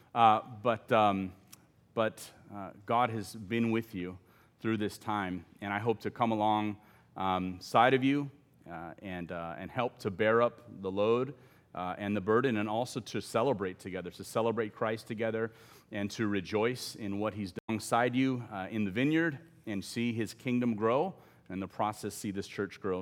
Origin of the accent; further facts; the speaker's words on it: Los Angeles, California, United States; my family and I had just moved out of the inner city to a low-income suburb, uh, in Los Angeles County, I'm from Southern California